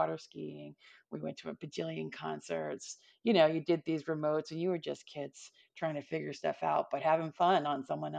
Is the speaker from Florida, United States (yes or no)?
yes; Altamonte Springs, Florida, United States; also born or lived in Longwood; But I went to high school in Orlando, in Longwood. My family was in Altamont Springs. So I came up from Altamont Springs